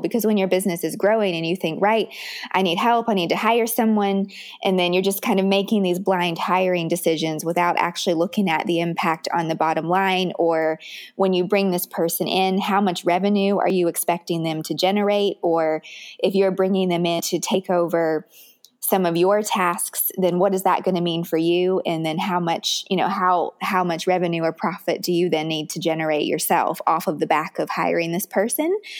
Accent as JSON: {"language": "English", "town": "Richmond", "region": "Virginia", "country": "United States", "tie": "born or raised there", "said": "where I grew up in Richmond, Virginia"}